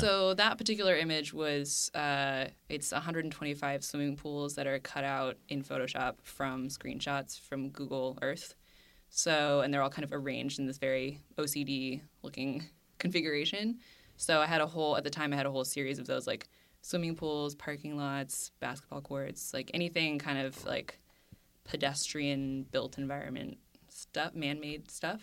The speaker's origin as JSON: {"language": "English", "town": "Cupertino", "region": "California", "country": "United States", "tie": "born or raised there", "said": "I grew up in Cupertino"}